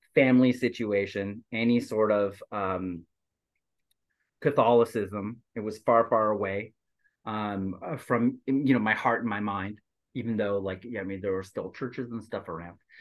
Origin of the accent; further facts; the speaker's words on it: Quebec, Canada; also born or lived in Asia; now in Southern California, United States; as a Quebecer